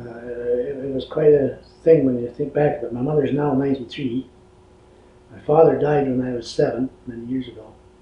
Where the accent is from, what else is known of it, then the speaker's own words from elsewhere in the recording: Hand Hills, Alberta, Canada; I was born in Alberta in the Hand Hills on a homestead.